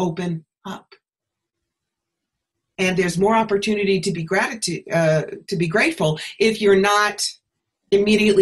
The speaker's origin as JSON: {"language": "English", "region": "New York", "country": "United States", "also_born_or_lived": "Atlanta", "moved": "as an adult", "said": "I was living in Atlanta at the time, and I'm from New York. As I say here, I'm not a magnolia. I'm a bagel. I really needed to be back home."}